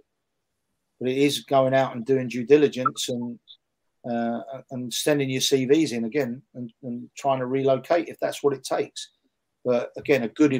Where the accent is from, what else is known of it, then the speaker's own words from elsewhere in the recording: England, United Kingdom; a national team role in my home country. You know, some people that might have an answer to that and say that I wasn't good enough or I didn't deserve it. But I got turned down more than once to work with the England women's national team